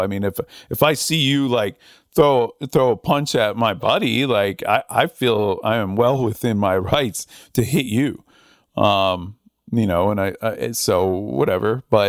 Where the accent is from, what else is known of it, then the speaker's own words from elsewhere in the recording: Northern United States, United States; now in Southern United States; I mean, I'm from the North, you know, I mean, I don't have some like affinity for the Confederacy or whatever. But, you know, I live in the South and I like the South and I've been here a while.